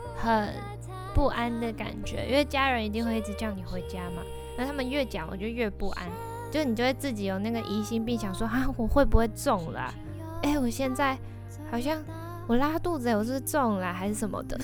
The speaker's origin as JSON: {"language": "Chinese", "town": "Tainan", "country": "Taiwan", "moved": "yes", "said": "我是台南人"}